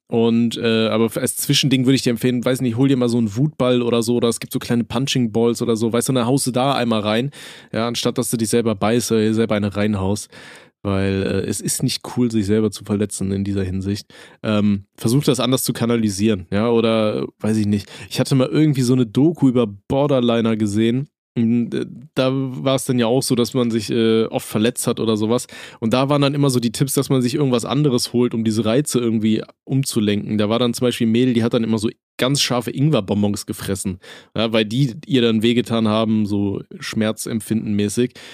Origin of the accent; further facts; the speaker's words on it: Aachen, North Rhine-Westphalia, Germany; Bei uns in Aachen